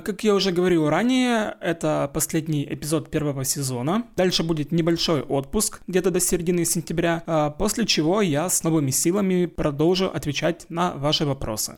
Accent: Zaporizhzhia, Zaporizhzhia Oblast, Ukraine; first language Russian; я русскоязычный украинец, выросший в полностью в русскоязычной среде, а именно в Запорожье

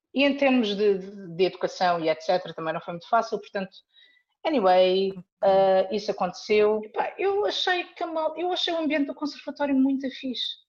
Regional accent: Lisbon, Portugal; nasci em Lisboa

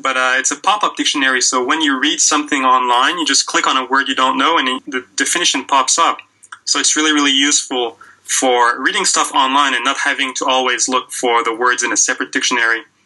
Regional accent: Quebec, Canada; moved away as an adult; also born or lived in Western Canada / Australia / South Korea; back in Quebec, where I'm originally from

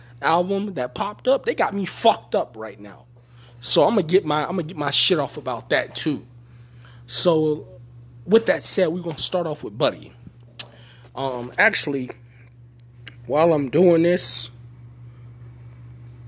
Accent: Pittsburgh, Pennsylvania, United States; I'm from Pittsburgh, Pennsylvania. I wasn't born here, but this is where I'm from

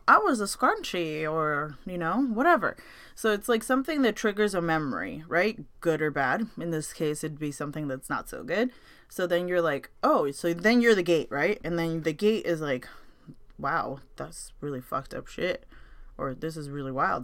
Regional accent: United States; I was born and raised in NoHo.

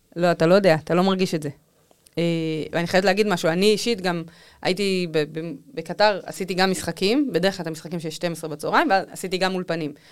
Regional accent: Israel; לא הסתרתי את זה שאני מישראל, כל פעם ששאלו אמרתי אני מישראל

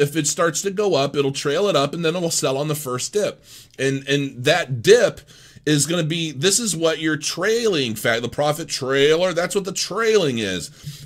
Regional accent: Canton, Ohio, United States; I grew up in Canton, Ohio

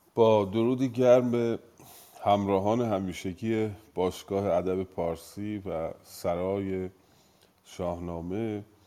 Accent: Iran; من ایرانی هستم

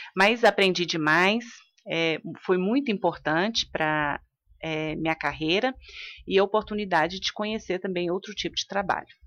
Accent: Luziânia, Goiás, Brazil; eu sou de Lusiânia

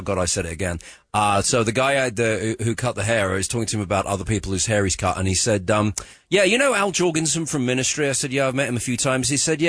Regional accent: United Kingdom; accent: British; I'm a Brit

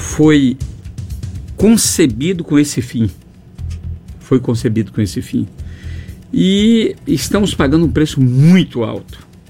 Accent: far south of Bahia, Brazil; also born or lived in Teixeira de Freitas; o extremo sul do estado, de onde eu venho

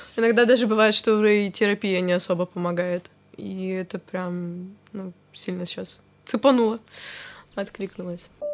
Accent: Chelyabinsk, Chelyabinsk Oblast, Russia; born or raised there

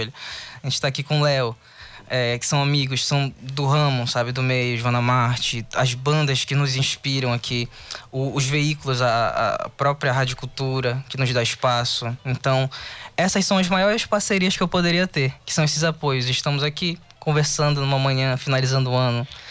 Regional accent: Tucuruí, Pará, Brazil; moved away as an adult; also born or lived in Cametá; now in Belém, Brazil; Eu nasci em Cametá depois eu fui para Tucuruí, depois eu vim para Belém

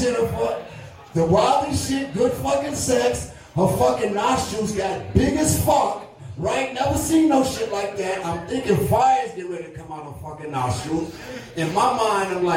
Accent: New York City, New York, United States; also born or lived in Beacon, New York; I'm from New York City, but I lived in upstate New York, Beacon, New York

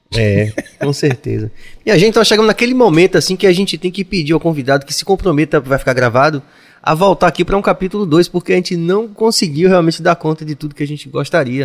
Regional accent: Bahia, Brazil; eu digo a todo mundo que eu sou o regueiro mais carnavalesco do universo e sou baiano

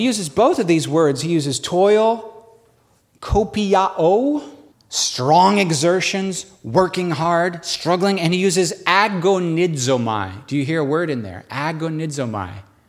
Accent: New York, United States; We're from New York, baby. We're survivors.

